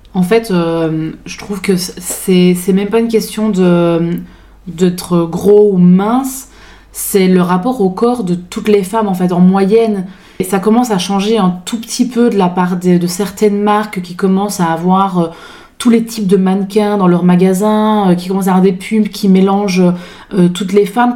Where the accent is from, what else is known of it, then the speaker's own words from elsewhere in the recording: Belgium; accent: Belgian; now in France; je suis belge d'origine, je le dis parce que du coup, il y a un petit accent, je me moque pas des Belges, je le suis